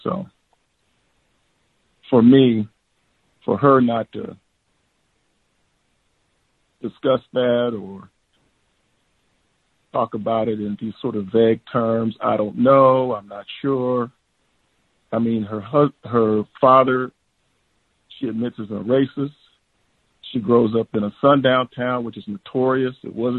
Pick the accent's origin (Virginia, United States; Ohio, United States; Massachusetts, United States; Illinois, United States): Ohio, United States; Cleveland; I grew up in Cleveland during a similar time period.